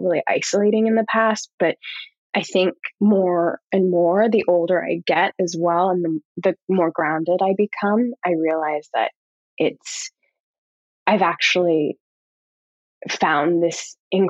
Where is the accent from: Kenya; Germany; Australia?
Australia; also born or lived in Canada; now in New York, United States; I'm an Australian